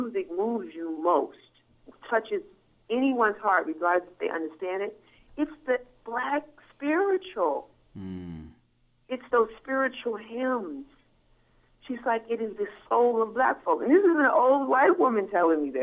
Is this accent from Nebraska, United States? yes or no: no; California, United States; moved away as an adult; now in New York, United States; I'm actually from what's thought to be the opposite, California.